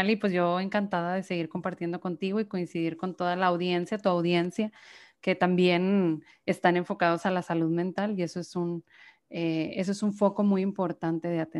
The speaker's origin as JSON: {"language": "Spanish", "town": "Monterrey", "region": "Nuevo León", "country": "Mexico", "said": "eh, soy de Monterrey, Nuevo León, aquí mexicana 100%"}